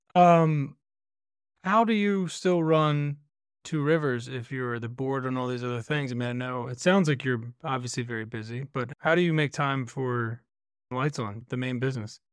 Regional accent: Virginia near Williamsburg, United States; I grew up in Virginia near Williamsburg

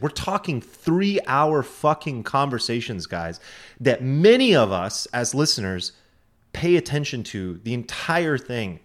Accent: United States; I'm an American

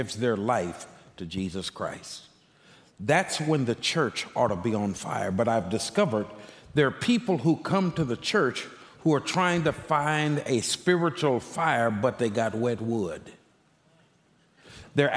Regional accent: Texas, United States; I'm a Texan by birth

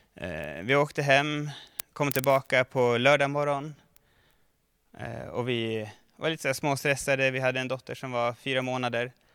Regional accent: Mora, Dalarna County, Sweden; moved away; jag kommer ihåg när jag spelade innebandy som ung eh, i Mora, där jag kommer ifrån

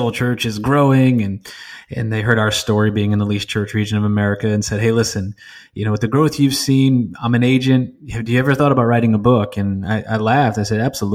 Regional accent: New England, United States; I'd never been to a church larger than 200 people growing up in New England, the least church region of our country

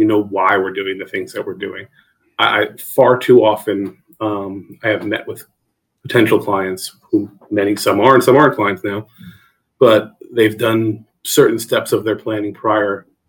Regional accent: New Jersey, United States; also born or lived in Fairfax County; I came down from New Jersey originally, by way of North Virginia for a few years as well.

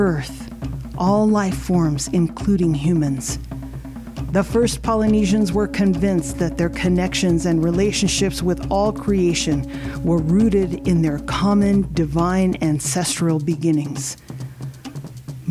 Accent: Midwest, United States; I grew up in the Midwest, I didn't have a traditional halau

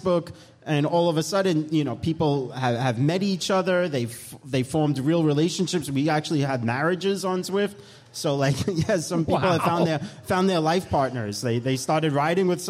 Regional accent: New York, United States; accent: New York; moved away as an adult; now in Florida, United States; I'm from New York and Eric Min is from New York. That's where I get this nice accent from

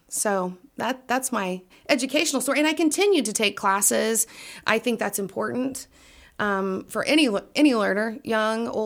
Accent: Danville, Illinois, United States; also born or lived in Glasgow, Kentucky / Oakwood, Illinois; we moved here when I was 2, and actually lived right over here on Nicholas Street

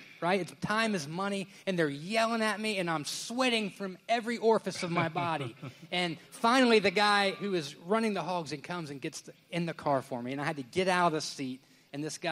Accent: Indiana, United States; moved away as an adult; now in Southern United States; I'm from Indiana

